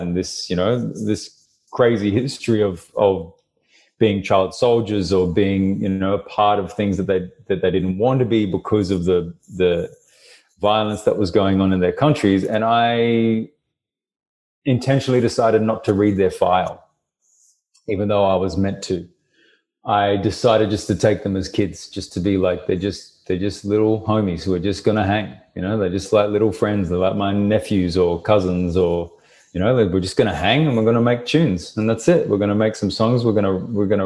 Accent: Brisbane, Queensland, Australia; Brisbane, my hometown

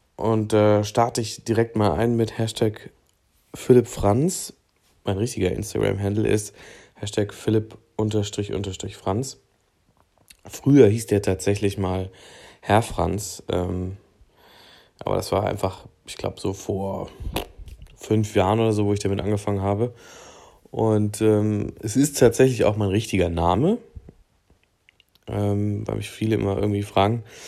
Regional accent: Thuringia, Germany; Ich komme aus äh, Thüringen, wer hätte es gedacht, ähm, und bin aufgewachsen in einem äh, kleinen Örtchen in einer Kleinstadt an der Grenze zu Bayern.

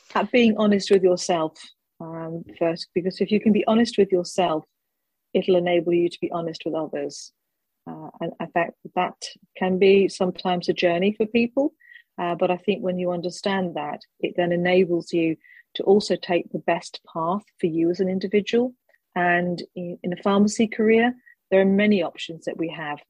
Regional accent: United Kingdom; being a Brit

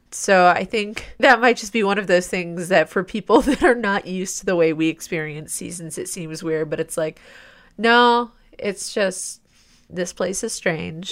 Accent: Midwest, United States; also born or lived in Ohio; as a Midwesterner, like, Detroit area

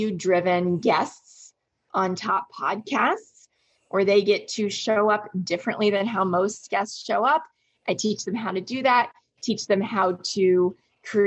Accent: Orlando, Florida, United States; I grew up in Orlando, Florida in the US

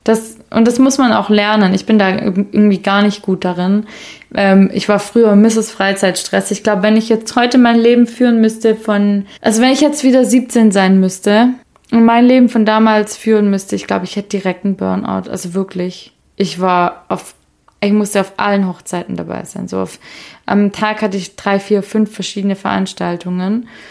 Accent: Swabia, Germany; moved away; ich bin ja gebürtige Schwäbin

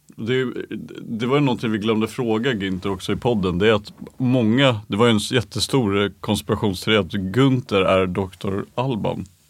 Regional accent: Stockholm, Stockholm County, Sweden; folk blev sura på oss som stockholmare

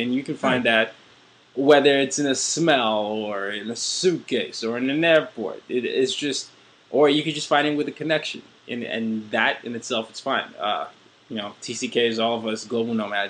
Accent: Nigeria; I'm Nigerian

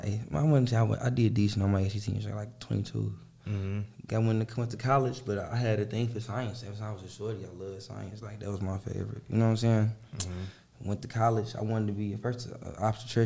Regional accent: Chicago, Illinois, United States; moved away; I'm from Chicago

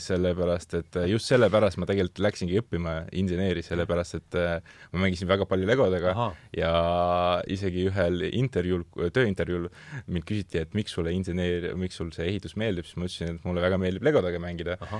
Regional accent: Loksa, Harju County, Estonia; mina olen Loksalt pärit

